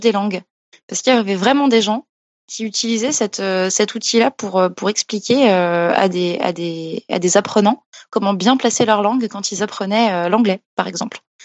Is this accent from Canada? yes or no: no; Alsace, Grand Est, France; now in Paris, France; maintenant, je vis à Paris, mais je viens d'Alsace au départ